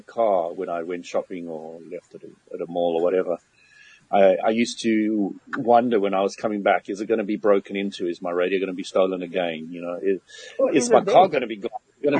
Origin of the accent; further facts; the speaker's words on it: Barberton, Mpumalanga, South Africa; born there; So when I was at boarding school I was born in Barberton.